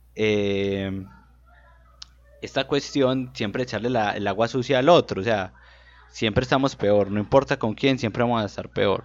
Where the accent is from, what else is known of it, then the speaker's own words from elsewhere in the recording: Colombia; nosotros como colombianos promedios